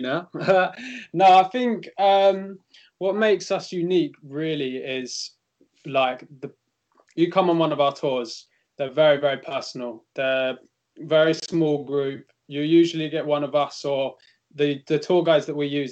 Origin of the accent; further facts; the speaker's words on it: England, United Kingdom; now in Rome, Italy; we had the benefit of being English